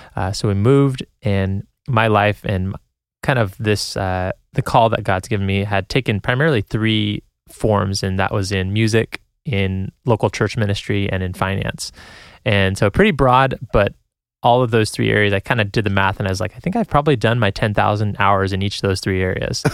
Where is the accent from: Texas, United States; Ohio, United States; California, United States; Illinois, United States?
California, United States; San Jose; moved away; I'm from San Jose, California originally